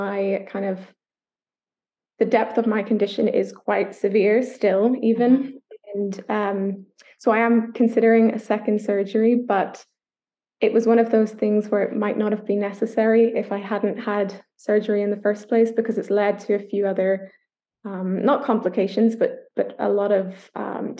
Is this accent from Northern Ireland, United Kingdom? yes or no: yes; Northern Ireland, United Kingdom; I don't know if the accent gives it away, but I'm from Ireland. I was born in Northern Ireland